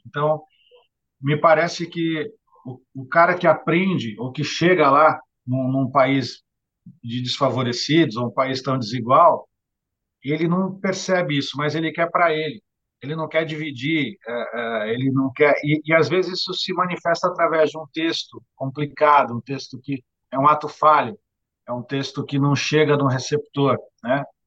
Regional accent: Santos, São Paulo, Brazil; aqui na cidade de Santos, onde eu nasci, onde sempre vivi e, e vivo hoje

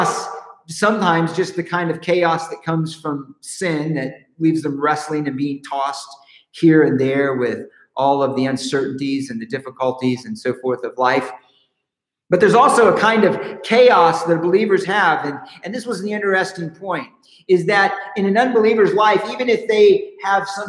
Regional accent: Southern California, United States; We're from California, Southern California

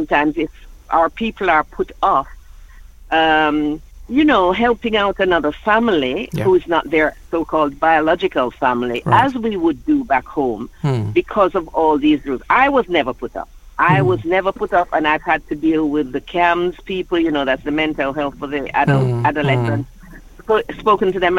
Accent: Jamaica; now in London, United Kingdom; living in London, and I'm from Jamaica.

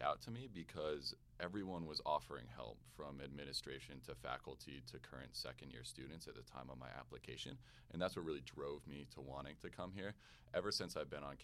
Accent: Connecticut, United States; moved away as an adult; now in Georgia, United States; I'm originally from Connecticut

